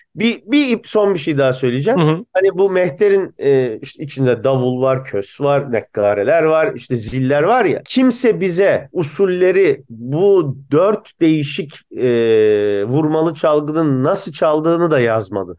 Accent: Bursa, Turkey; now in Boston, United States; gençliğinde Bursa'da büyümüş adamım

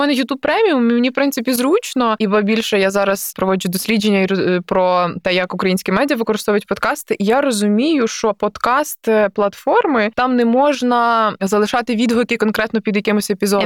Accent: Galicia, Ukraine; я галичанка, що я з Галичини

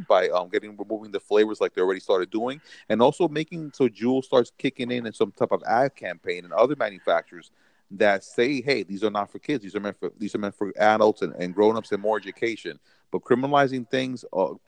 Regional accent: New York City, New York, United States; I'm a New Yorker, and I'm from a very liberal, very progressive city.

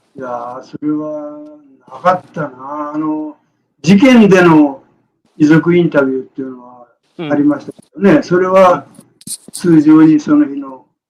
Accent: Tokyo, Japan; moved away as an adult; also born or lived in Morioka; now in Iwate, Japan; 出身は東京です。

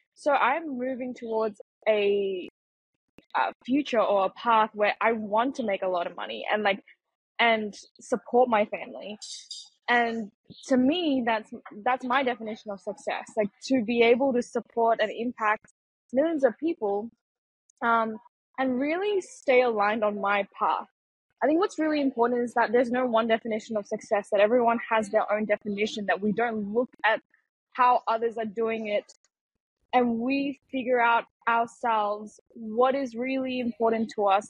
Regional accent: Malaysia; also born or lived in Singapore; now in Argentina; I was born in Singapore and then I, I grew up in Malaysia.

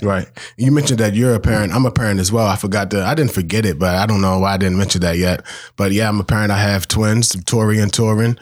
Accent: Baltimore, Maryland, United States; I'm born, raised, bred in Baltimore.

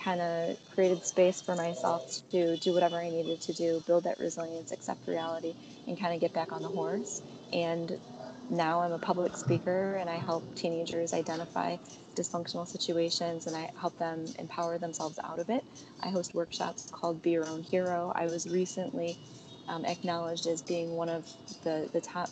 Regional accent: Chicago, Illinois, United States; moved away as an adult; also born or lived in Hong Kong; I was born and bred in Chicago

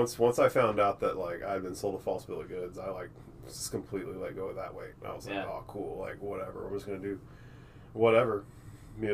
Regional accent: Circleville, Texas, United States; born or raised there; also born or lived in Austin, Texas / Temple, Texas / Granger, Texas

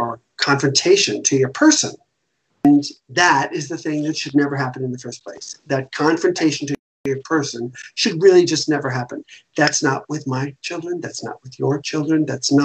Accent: the South, United States; now in New York, United States; I was raised in the South

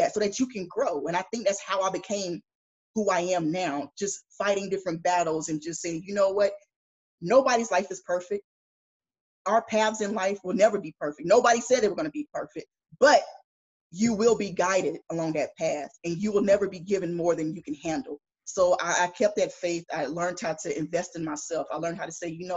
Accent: Greensboro, North Carolina, United States; moved away as an adult; I grew up in Greensboro, North Carolina.

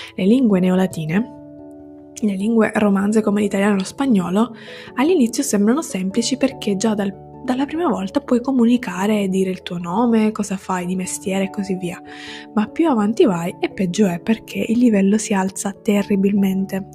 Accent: Sicily, Italy; first language Italian and Sicilian; now in Turin, Italy; sono siciliana, vivo a Torino

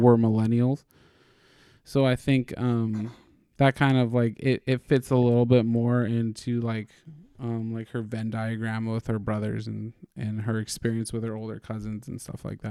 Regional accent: California, United States; we're Californian

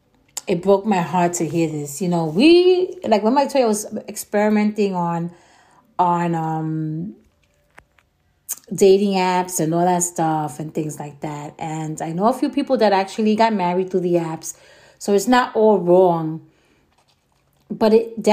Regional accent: New York, United States; I'm from New York, and New Yorkers have a way of thinking that sometimes maybe we do overthink

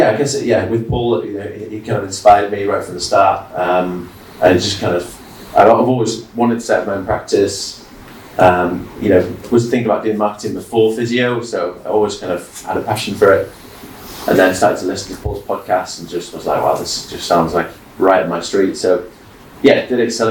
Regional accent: York, Yorkshire and the Humber, United Kingdom; moved away; I'm from York originally

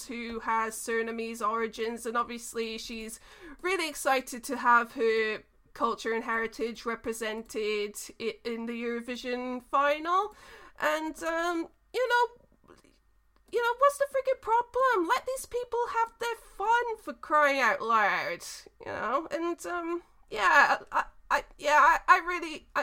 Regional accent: New Zealand; I was born in New Zealand, half of my dad's side of the family is from New Zealand

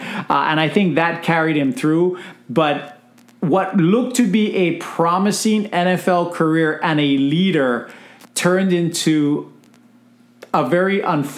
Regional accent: Hawaii, United States; from two guys that are born and raised in Hawaii

